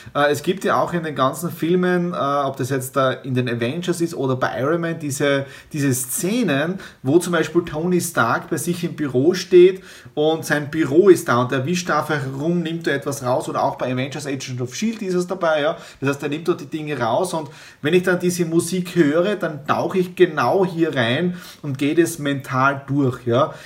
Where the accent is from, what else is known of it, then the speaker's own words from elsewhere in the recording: Southeast Styria, Austria; moved away; in der Südoststeiermark in meiner ehemaligen Heimatgemeinde, in meinem Heimatdorf